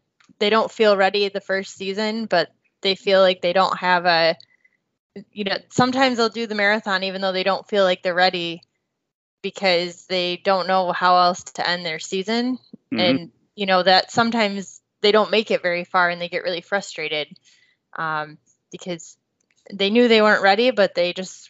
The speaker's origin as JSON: {"language": "English", "region": "Michigan", "country": "United States", "said": "I'm from Michigan."}